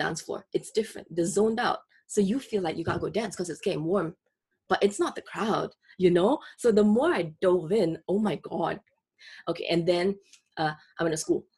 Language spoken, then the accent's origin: English; Singapore; moved away; I grew up in Singapore.